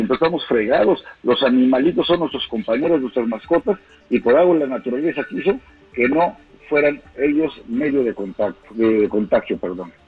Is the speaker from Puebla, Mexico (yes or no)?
yes; Puebla, Mexico; yo como poblano